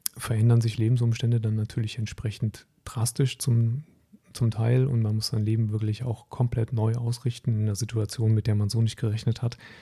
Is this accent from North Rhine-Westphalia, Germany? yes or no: yes; North Rhine-Westphalia, Germany; moved away as an adult; also born or lived in Hesse; Ich bin sehr verwurzelt mit meiner Heimat am, am Niederrhein